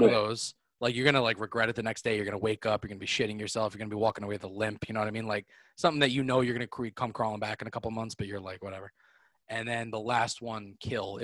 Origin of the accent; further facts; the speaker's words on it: New York, United States; I grew up in New York or that I'm Italian